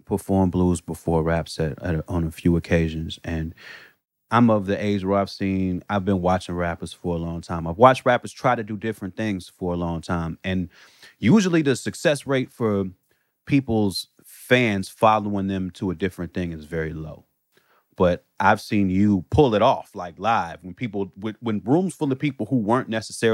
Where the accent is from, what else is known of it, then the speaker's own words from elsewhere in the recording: Chicago, Illinois, United States; now in Los Angeles, United States; I'm from Chicago